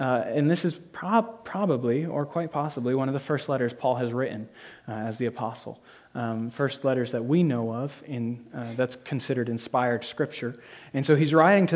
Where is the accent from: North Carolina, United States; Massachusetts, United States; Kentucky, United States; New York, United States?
New York, United States; Whitehall; also born or lived in Rutland, Vermont; I've lived in the Northeast all my life. I was born in Rutland, Vermont, raised in Whitehall, New York